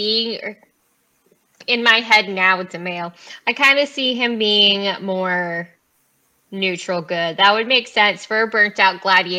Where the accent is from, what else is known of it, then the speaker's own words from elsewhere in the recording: Southeast Alaska, United States; I'm from Southeast Alaska, so I'm all about totems.